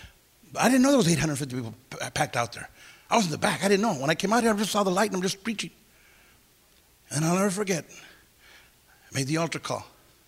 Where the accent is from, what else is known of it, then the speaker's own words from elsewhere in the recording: Santa Paula, California, United States; I'll never forget the first rally I had in my hometown, Santa Paula, California.